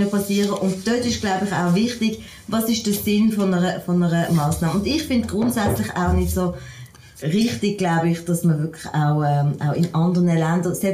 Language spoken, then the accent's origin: German; Switzerland; Als, als, als Schweizerin kenne ich das natürlich anders